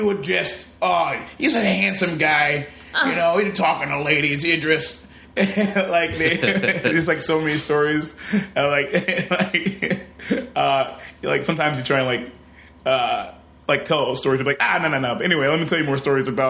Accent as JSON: {"language": "English", "town": "Detroit", "region": "Michigan", "country": "United States", "said": "I'm from Detroit."}